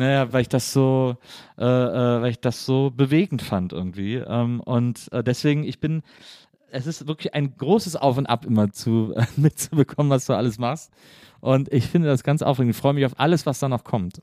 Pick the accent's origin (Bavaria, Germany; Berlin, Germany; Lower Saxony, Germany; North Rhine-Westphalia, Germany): North Rhine-Westphalia, Germany; Wesseling; komme aber aus Wesseling, das liegt zwischen Köln und Bonn